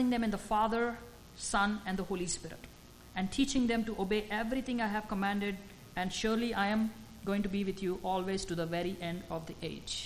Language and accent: English; India; moved away; as an Indian